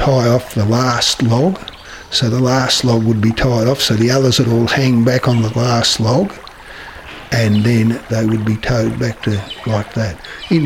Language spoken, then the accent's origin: English; Strahan, Tasmania, Australia; I come from Strahan